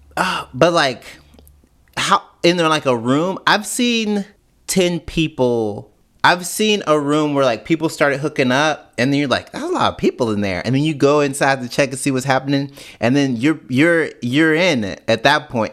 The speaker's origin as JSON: {"language": "English", "town": "Canton", "region": "Mississippi", "country": "United States", "tie": "born or raised there", "also_born_or_lived": "Jackson, Mississippi", "moved": "yes", "said": "I was born and raised in Canton, which is nineteen minutes north of Jackson, but I went to school. Everything I did happened in Jackson."}